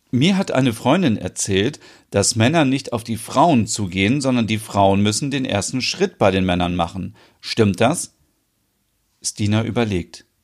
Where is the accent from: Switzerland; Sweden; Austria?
Sweden; Ich habe daher schon öfters als Schwedin erlebt, dass männliche Touristen denken, alle Schwedinnen seien für Sex empfänglich und man könnte uns plump anmachen.